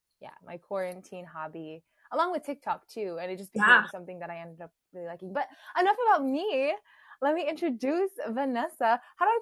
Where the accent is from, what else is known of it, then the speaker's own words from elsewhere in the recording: California, United States; also born or lived in Philippines; I was born in California, but I lived in the Philippines when I was 9 for about six years.